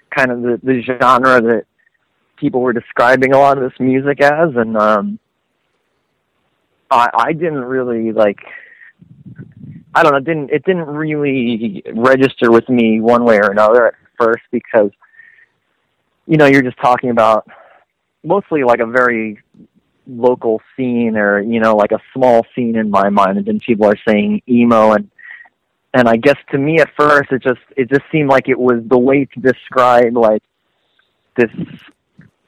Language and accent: English; Long Island, New York, United States; growing up on Long Island and being able to go into New York City